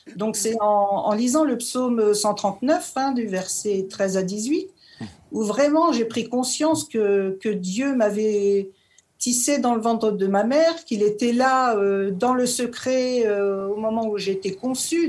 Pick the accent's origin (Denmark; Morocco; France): France; Normandy; moved away as an adult; now in Vosges, France; je viens de Normandie, je suis native de Normandie